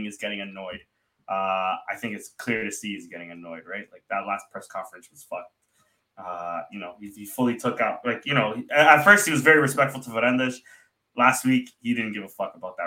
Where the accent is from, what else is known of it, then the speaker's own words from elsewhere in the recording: Canada; as a Canadian